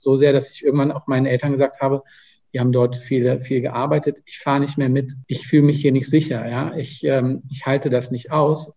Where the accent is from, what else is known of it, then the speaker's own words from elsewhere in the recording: Germany; ich bin äh, in, in Deutschland aufgewachsen, in die Schule gegangen